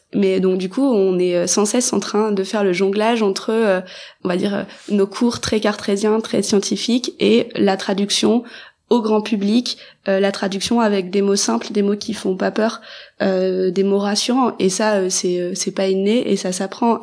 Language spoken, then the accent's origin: French; Mayenne, Pays de la Loire, France; chez nous en Mayenne